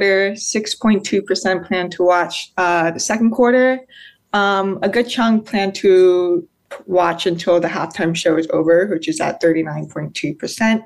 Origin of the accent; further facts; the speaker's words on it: United States; I'm also American as well